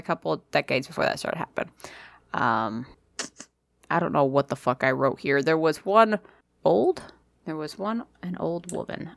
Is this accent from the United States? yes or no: yes; New England, United States; I'm, I'm from New England